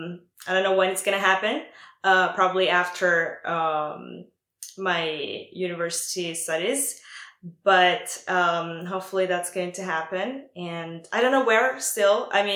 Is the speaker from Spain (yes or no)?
no; Italy; accent: Italian; English is a second language; My host dad actually told me that I shouldn't lose my Italian accent because, like, that's part of who I am because, like, I'm Italian.